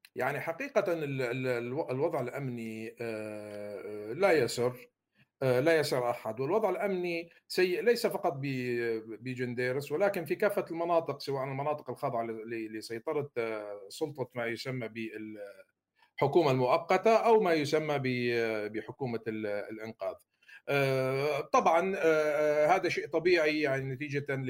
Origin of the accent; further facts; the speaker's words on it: Syria; moved away; علينا كسوريين